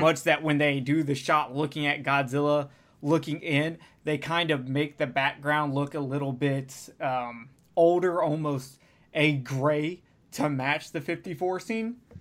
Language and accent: English; United States; as an American